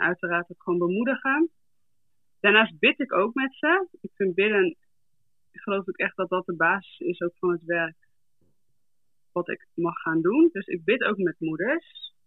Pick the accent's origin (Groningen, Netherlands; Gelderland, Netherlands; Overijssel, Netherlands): Groningen, Netherlands; now in South Africa; ik ben geboren en getogen in Groningen, in Dorkwet.